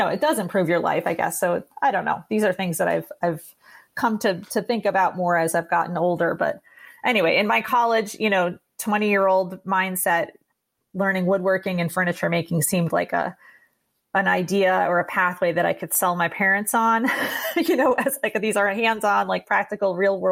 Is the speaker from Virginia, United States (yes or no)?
no; East Aurora, New York, United States; my hometown where I grew up was East Aurora, New York.